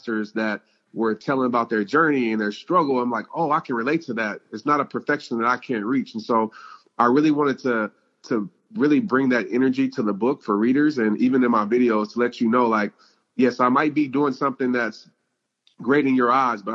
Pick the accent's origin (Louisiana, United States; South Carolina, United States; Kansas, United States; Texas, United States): Louisiana, United States; New Orleans; since I was, 5 years old, growing up in New Orleans